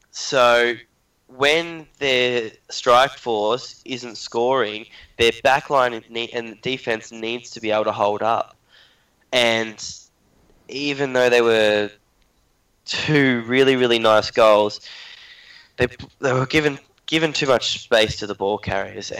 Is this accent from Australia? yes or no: yes; Australia; being an Australian